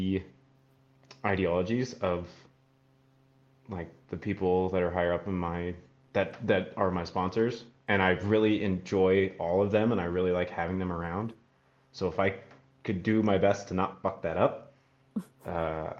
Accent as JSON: {"language": "English", "town": "Salt Lake City", "region": "Utah", "country": "United States", "tie": "born or raised there", "said": "I'm from Salt Lake City, Utah, born and raised."}